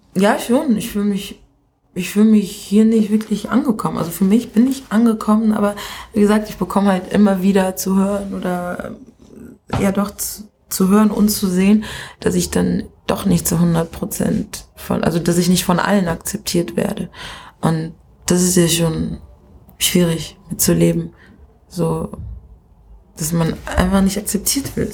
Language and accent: German; Kenya; now in Germany; ich in Kenia einfach geboren bin und nicht hier als Kenia-Deutsche zur Welt gekommen bin